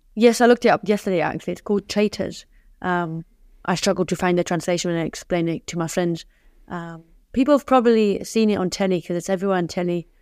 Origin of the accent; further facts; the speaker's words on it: Germany; moved away; growing up in Germany